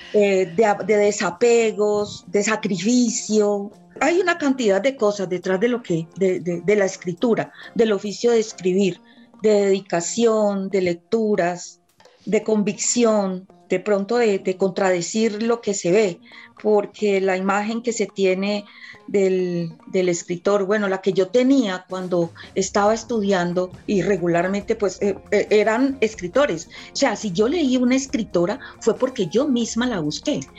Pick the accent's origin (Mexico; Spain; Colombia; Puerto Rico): Colombia